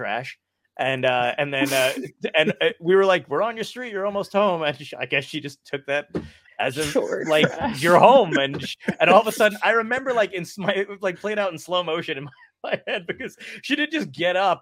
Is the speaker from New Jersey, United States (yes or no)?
yes; Toms River, New Jersey, United States; also born or lived in Brooklyn, New York; now in Long Beach Island, United States; I'm from Toms River, New Jersey. I live in LBI now.